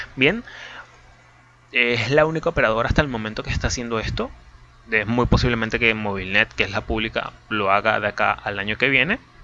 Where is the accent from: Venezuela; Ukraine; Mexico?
Venezuela; soy de Venezuela, tengo 21 años